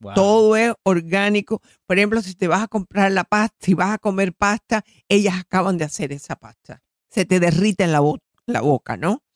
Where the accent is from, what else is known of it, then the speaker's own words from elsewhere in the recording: Florida, United States; soy de la Florida